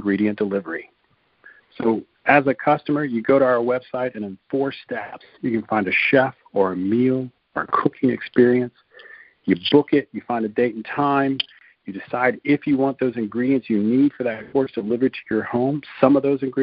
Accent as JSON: {"language": "English", "town": "Lafayette", "region": "Louisiana", "country": "United States", "also_born_or_lived": "Atlanta, Georgia / Garmisch-Partenkirchen, Germany", "moved": "as an adult", "lives_now": "Europe", "said": "I'm originally from South Louisiana, Lafayette"}